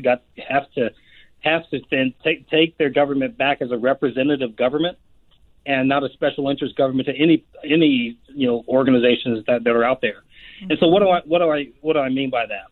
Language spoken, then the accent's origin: English; United States; who we are as Americans